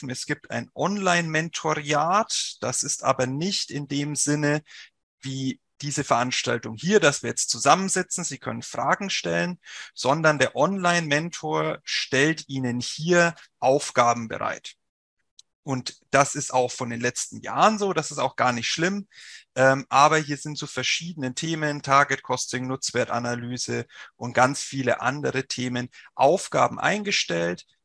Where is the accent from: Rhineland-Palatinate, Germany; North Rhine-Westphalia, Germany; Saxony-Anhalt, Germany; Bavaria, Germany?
Bavaria, Germany; accent: Franconian; Sie werden es vielleicht hören, ich komme nicht aus Nordrhein-Westfalen, sondern aus dem wunderschönen Frankenland. Deswegen rollt mein R auch ein bisschen.